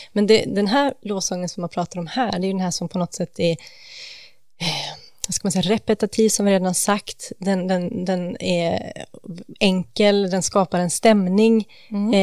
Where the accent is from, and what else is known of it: Gothenburg, Västra Götaland, Sweden; born or raised there